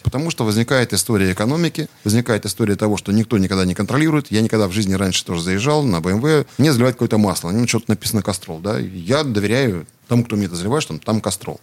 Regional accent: Siberia, Russia; Я родился в Сибири

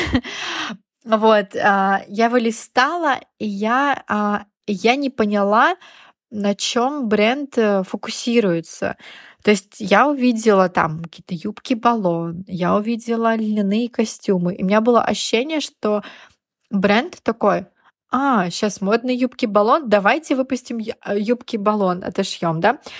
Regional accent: Yamalo-Nenets Autonomous Okrug, Russia; moved away as an adult; also born or lived in Rostov-on-Don / Moscow / Barcelona; Я родилась на Ямале.

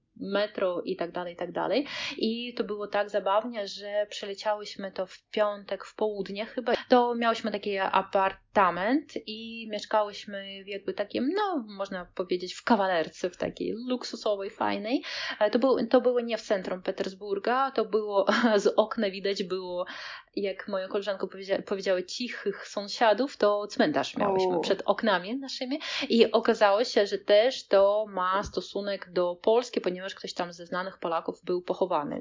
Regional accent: Kaliningrad, Kaliningrad Oblast, Russia; anklawa Rosji, czyli e, jesteśmy takim malutkim kawałeczkiem Rosji pomiędzy Polską a Litwą

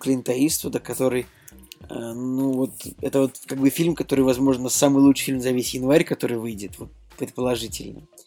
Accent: Saint Petersburg, Russia; в моем родном городе, Санкт-Петербурге

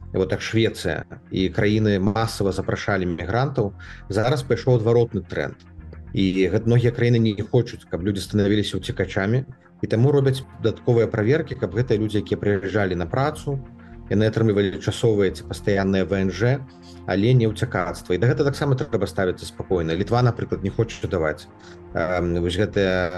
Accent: Belarus; moved away; мы беларусы і адчуваць камфортна то адчуваць э, дома мы зможам толькі ў беларусі

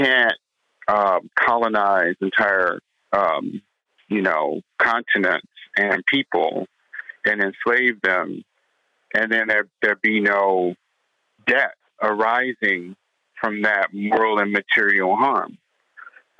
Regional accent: St. Louis, Missouri, United States; The neighborhood that I grew up in St. Louis

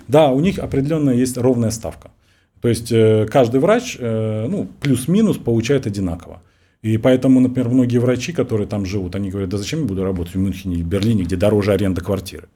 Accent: Russia; я врач из России

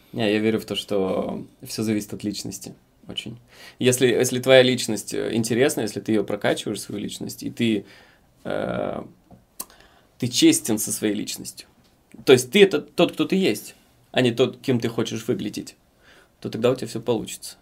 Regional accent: Dubăsari, Transnistria, Moldova; moved away; я из Приднестровья, э, из города Дубасары

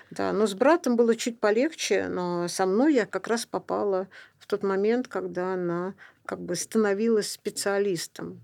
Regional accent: Saint Petersburg, Russia; Я родилась в Ленинграде

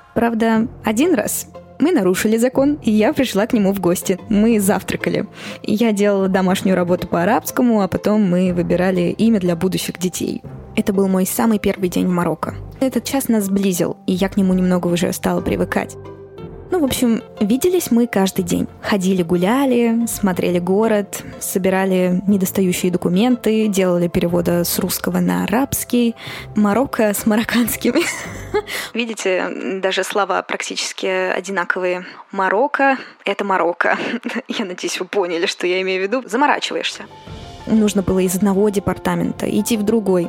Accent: Moscow, Russia; я родилась и выросла в Москве

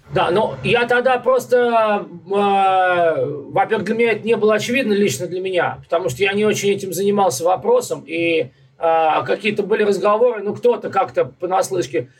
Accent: Moscow, Russia; now in Brooklyn, United States; Я москвич

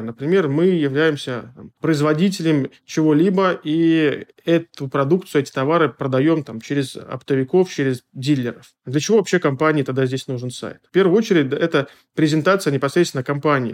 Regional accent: Smolensk, Smolensk Oblast, Russia; Наша студия Смоленская, я из Смоленска

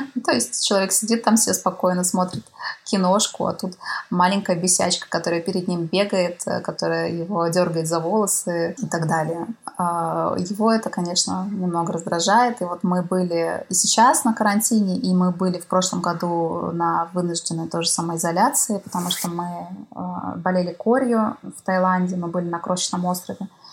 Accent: Korsakov, Sakhalin Oblast, Russia; moved away; моего родного города Корсакова, Сахалинской области

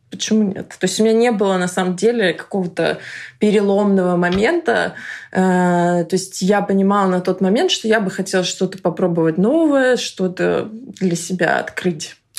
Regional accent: Russia; moved away as an adult; now in London, United Kingdom; я русская

